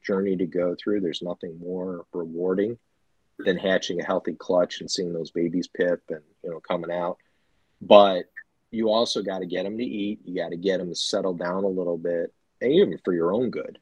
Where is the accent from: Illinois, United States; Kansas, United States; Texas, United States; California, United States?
Illinois, United States; Chicago; I'm from Chicago